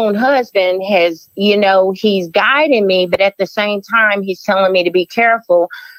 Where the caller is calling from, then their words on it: Charlotte, North Carolina, United States; I'm calling from Charlotte, North Carolina.